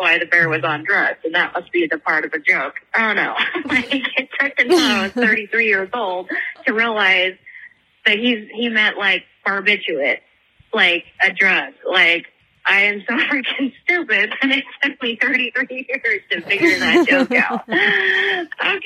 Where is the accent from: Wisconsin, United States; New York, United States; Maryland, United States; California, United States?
California, United States; around Birdie; I grew up around Birdie